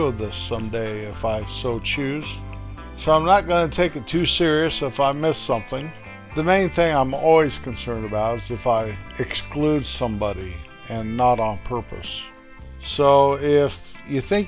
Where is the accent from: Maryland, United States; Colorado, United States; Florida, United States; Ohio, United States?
Colorado, United States; my little hometown where my folks are buried